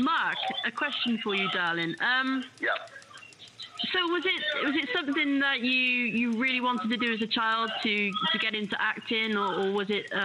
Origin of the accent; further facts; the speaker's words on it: Cheltenham, South West England, United Kingdom; He's got a clinic in Cheltenham, because of course that's my hometown